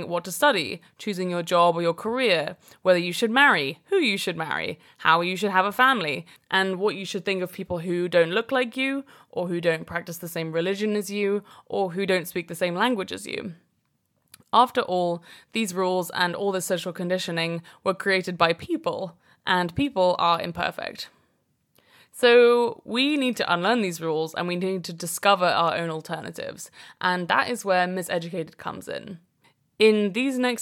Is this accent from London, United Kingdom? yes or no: yes; London, United Kingdom; also born or lived in Brooklyn, New York; now in New York, United States; I currently live in Brooklyn, New York, and I'm originally from London in England.